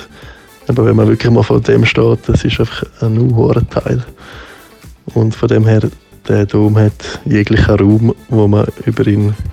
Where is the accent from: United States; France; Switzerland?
Switzerland; Graubünden; now in Cologne, Germany; Ich bin als, als Bündner bin ich ja quasi, also ich bin zwar nicht in Chur aufgewachsen, aber halt neben Chur und darum ist Chur so, so mein Zuhause